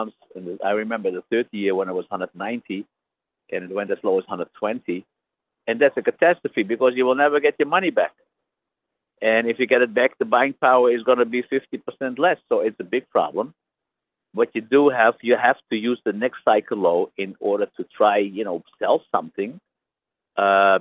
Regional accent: Netherlands; I am from Holland

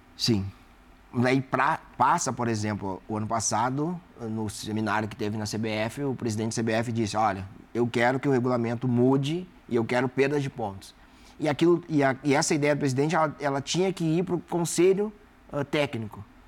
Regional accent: South Region, Brazil; eu sou do sul do Brasil

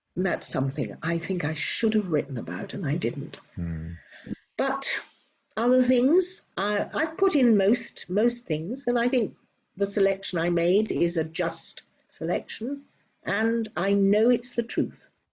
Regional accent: United Kingdom; moved away as an adult; now in Robertson, Australia; I am indeed British Australian.

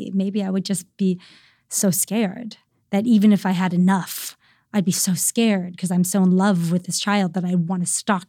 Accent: Virginia, United States; moved away; where I grew up in Virginia

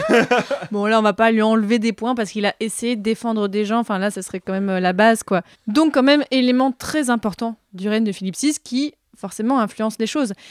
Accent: Marseille, Provence-Alpes-Côte d'Azur, France; là d'où je viens à Marseille

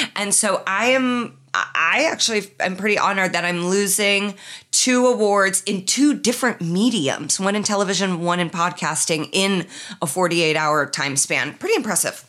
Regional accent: Midwest, United States; he could tell I was from the Midwest

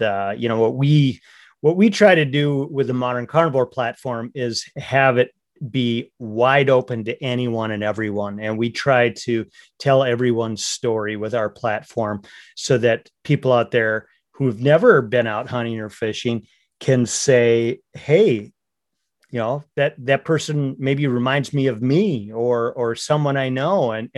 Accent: Minnesota, United States; I grew up in North Central Minnesota in the heart of the lakes area, which is a very big fishing culture and hunting culture.

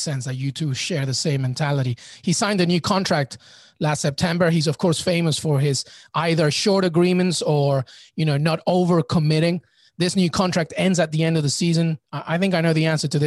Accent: England, United Kingdom; now in United States; I grew up in England and I'm in the US

